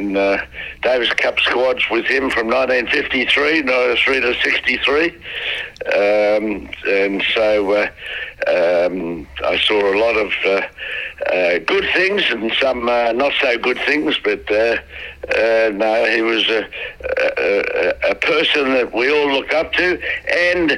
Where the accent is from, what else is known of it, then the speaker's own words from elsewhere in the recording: Melbourne, Victoria, Australia; also born or lived in Garden Vale, Victoria; We were originally in Garden Vale. I was born in Garden Vale. And then they moved to a house in South Yarra.